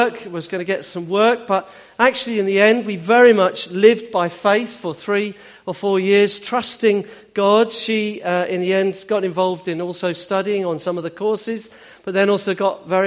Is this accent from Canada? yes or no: no; Hampshire, South East England, United Kingdom; I'm from Hampshire.